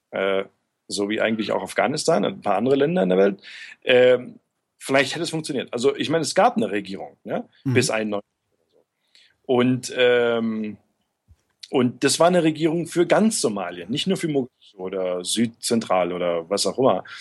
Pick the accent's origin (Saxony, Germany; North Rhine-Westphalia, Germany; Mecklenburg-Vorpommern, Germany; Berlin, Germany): Saxony, Germany; Görlitz; Äh, aus Görlitz, also gar nicht so weit weg